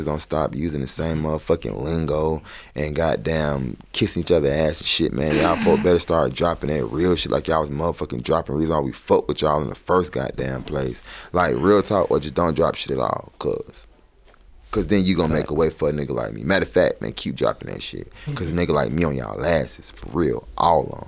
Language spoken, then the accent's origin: English; Atlanta, Georgia, United States; I'm from Atlanta